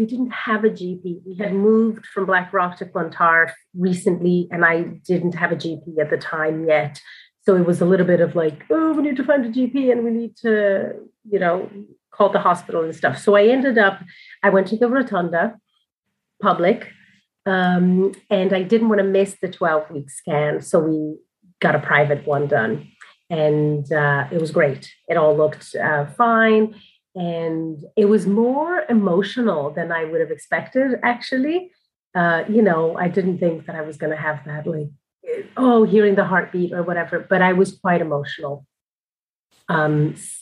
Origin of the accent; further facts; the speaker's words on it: Brazil; also born or lived in New York City, United States; now in Dublin, Ireland; I'm originally from Brazil and then I was living in New York